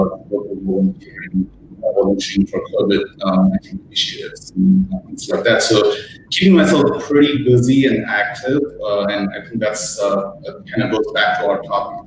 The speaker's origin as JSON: {"language": "English", "country": "India", "tie": "born or raised there", "also_born_or_lived": "United States", "moved": "as an adult", "lives_now": "Australia", "said": "my background is Indian, and I grew up in India"}